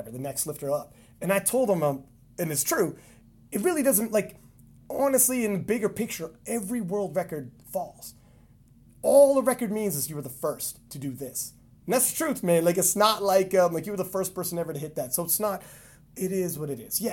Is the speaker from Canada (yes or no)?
yes; Canada; I'm Canadian